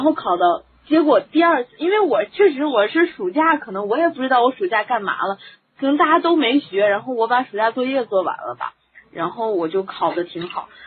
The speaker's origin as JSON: {"language": "Chinese", "region": "Heilongjiang", "country": "China", "tie": "born or raised there", "moved": "yes", "lives_now": "Hebei, China", "said": "我们黑龙江"}